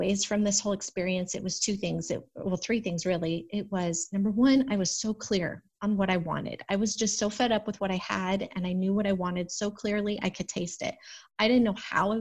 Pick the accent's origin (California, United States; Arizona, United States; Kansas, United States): Arizona, United States; moved away as an adult; also born or lived in Phoenix; I'm from Arizona. It's brown